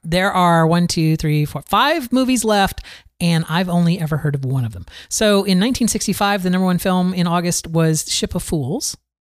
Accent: Florida, United States; I grew up here in Florida

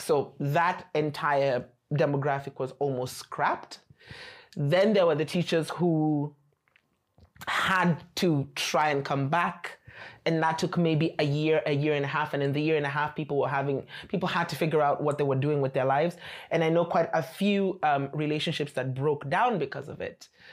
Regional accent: Nairobi, Kenya; moved away as an adult; now in Beijing, China; I come from Nairobi, Kenya, and I've been in China for four and a half years.

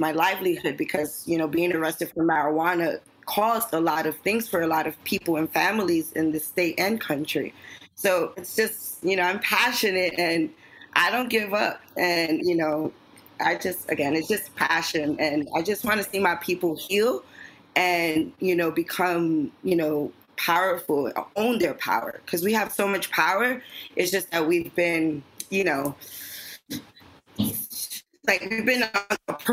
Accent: New York City, New York, United States; I'm passionate Latina, born and raised in East Harlem

